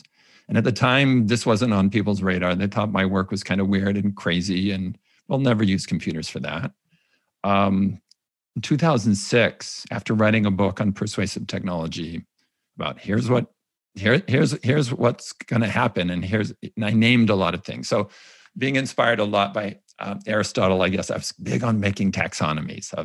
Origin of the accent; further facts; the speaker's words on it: California, United States; I was raised Mormon in California